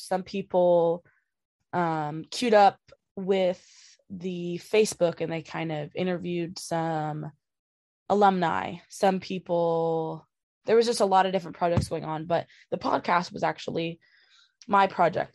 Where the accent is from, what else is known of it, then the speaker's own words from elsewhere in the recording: Washington, United States; growing up in Washington and playing softball in Washington